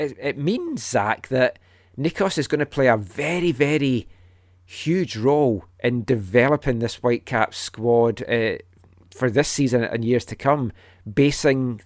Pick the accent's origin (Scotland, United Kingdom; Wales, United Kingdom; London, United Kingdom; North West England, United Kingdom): Scotland, United Kingdom; moved away; When I was growing up in Scotland